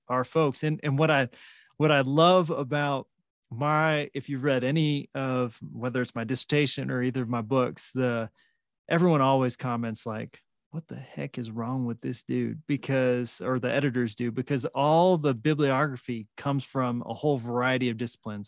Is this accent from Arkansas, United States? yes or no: no; Salinas, California, United States; now in New Mexico, United States; where I grew up in Salinas